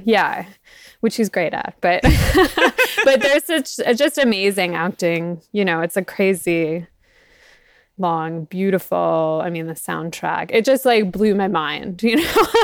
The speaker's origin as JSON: {"language": "English", "region": "South Florida", "country": "United States", "tie": "born or raised there", "moved": "yes", "said": "I grew up in South Florida"}